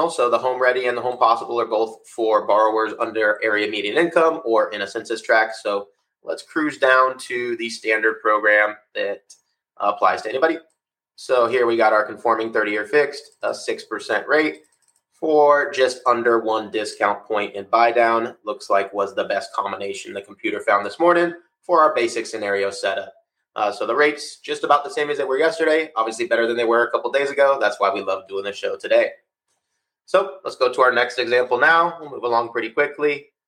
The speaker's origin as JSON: {"language": "English", "region": "Florida", "country": "United States", "said": "We're from South Florida as well."}